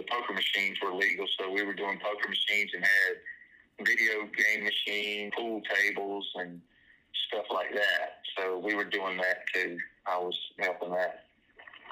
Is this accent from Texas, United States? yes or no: no; Columbia, South Carolina, United States; also born or lived in Chapin, South Carolina; I grew up in Columbia, off of Leesburg Road area. I was born March 17th, 1970. Grew up over there, and then we moved out to Chapin, South Carolina. I think it was around 82. I was about 12 or 13 years old